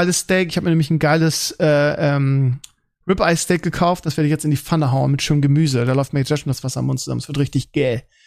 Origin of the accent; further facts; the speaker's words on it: Germany; bei uns in Deutschland